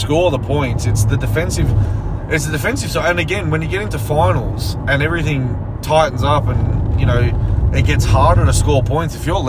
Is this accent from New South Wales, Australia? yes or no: no; Queensland, Australia; As a Queenslander